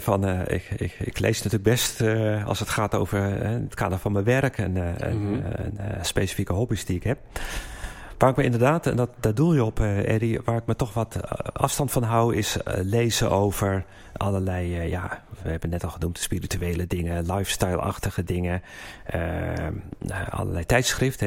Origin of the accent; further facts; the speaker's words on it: Haarlem, North Holland, Netherlands; moved away; also born or lived in Geneva; we zijn nu in Haarlem, dit is mijn geboortestad. Ik woon er 26 jaar niet meer.